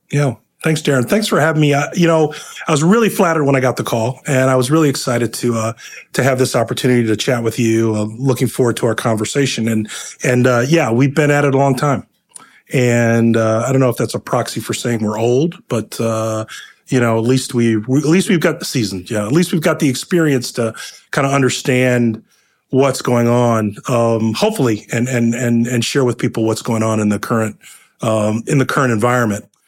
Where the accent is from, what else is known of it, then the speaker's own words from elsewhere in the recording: Akron, Ohio, United States; now in New York, United States; I'm originally from Akron, Ohio